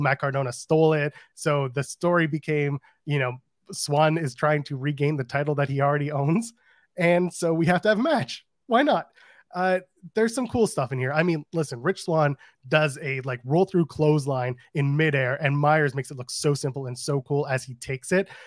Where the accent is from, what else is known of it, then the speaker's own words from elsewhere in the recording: Ottawa, Ontario, Canada; moved away; Ottawa, Canada, which is my hometown